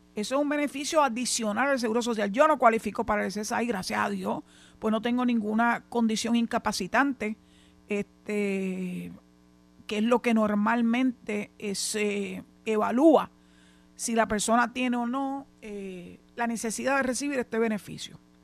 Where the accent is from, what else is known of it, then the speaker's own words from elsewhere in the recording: Puerto Rico; estamos los puertorriqueños